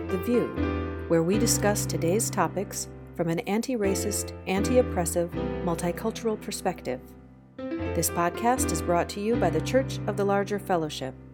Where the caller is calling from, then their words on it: Charlottesville, Virginia, United States; I'm joining you from Charlottesville, Virginia.